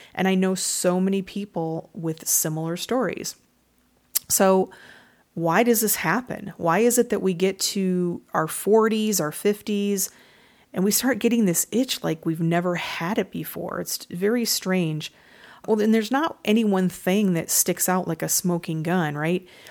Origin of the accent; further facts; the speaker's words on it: Michigan, United States; I'm from Michigan